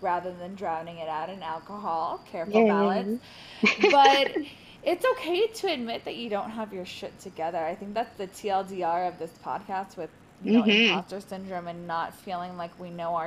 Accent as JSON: {"language": "English", "area": "Orange County", "region": "California", "country": "United States", "said": "I'm from Orange County"}